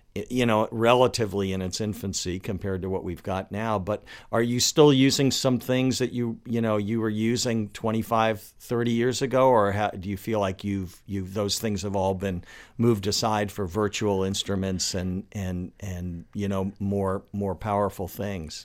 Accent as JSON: {"language": "English", "town": "Washington", "region": "District of Columbia", "country": "United States", "tie": "born or raised there", "also_born_or_lived": "Los Angeles", "moved": "yes", "lives_now": "Baltimore, United States", "said": "I moved here from, from Los Angeles, but I grew up in Washington, D C"}